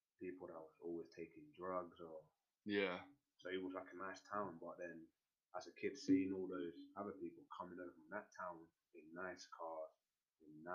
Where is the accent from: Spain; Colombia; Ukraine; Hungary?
Colombia; born or raised there; moved away